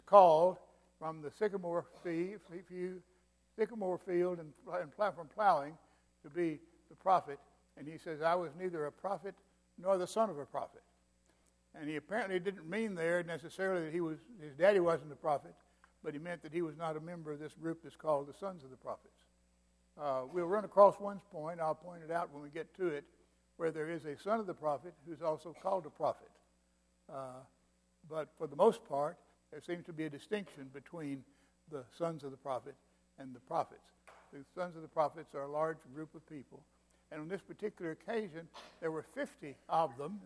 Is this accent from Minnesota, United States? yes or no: no; Mississippi, United States; also born or lived in Vicksburg, Mississippi / Kosciusko, Mississippi / Florence; now in Alabama, United States; I'm from Mississippi.